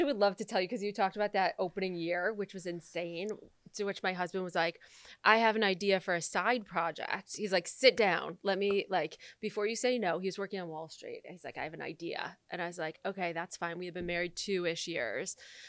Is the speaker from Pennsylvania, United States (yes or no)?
no; Michigan, United States; I'm from Michigan.